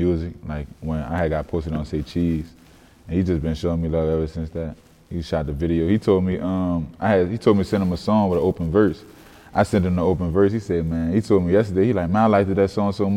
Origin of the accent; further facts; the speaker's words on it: New Orleans, Louisiana, United States; Growing up in New Orleans